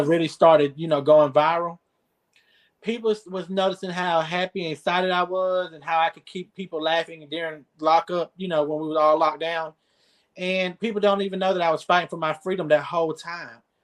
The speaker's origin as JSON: {"language": "English", "town": "Newton", "region": "Georgia", "country": "United States", "tie": "born or raised there", "also_born_or_lived": "Camilla, Georgia", "moved": "as an adult", "lives_now": "Albany, United States", "said": "I'm from Newton, Georgia"}